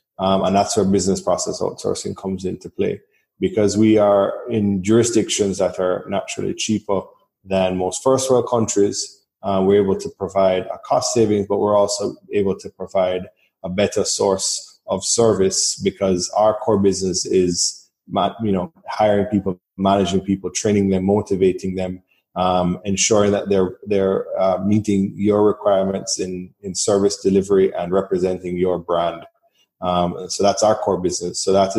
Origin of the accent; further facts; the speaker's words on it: Jamaica; And that is because of our culture as a Jamaican. You know, we have a natural culture to want to provide good service to people. You want to build a rapport. You want to have a conversation. Our accent is neutral, but our accent is very cool.